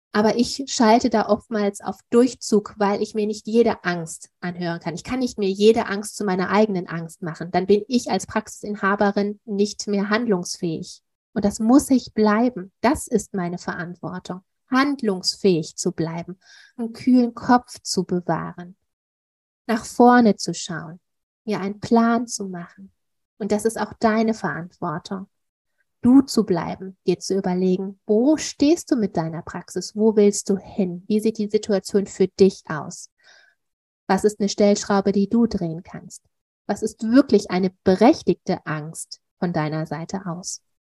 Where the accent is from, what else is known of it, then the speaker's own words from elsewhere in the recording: Duisburg, North Rhine-Westphalia, Germany; hier bei uns in Duisburg